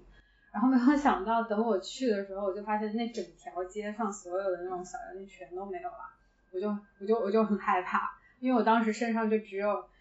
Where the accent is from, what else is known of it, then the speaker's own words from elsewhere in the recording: China; moved away as an adult; now in Hong Kong; 我是直接从老家飞回来的